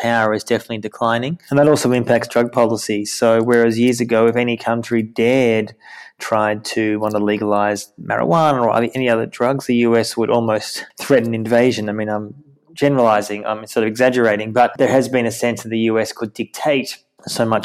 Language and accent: English; Australia; now in Jerusalem, Israel; I'm Australian. I started doing this in Australia at the time. I was in Sydney.